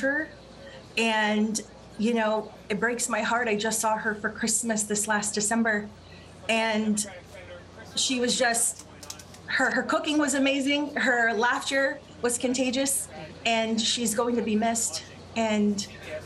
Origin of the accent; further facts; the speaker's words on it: Uvalde, Texas, United States; moved away; I grew up there in Uvalde